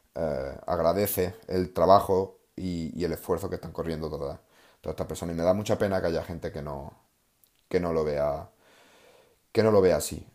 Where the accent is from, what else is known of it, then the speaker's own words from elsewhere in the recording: Córdoba, Andalusia, Spain; un pueblo de, de, de, de Córdoba, de donde yo soy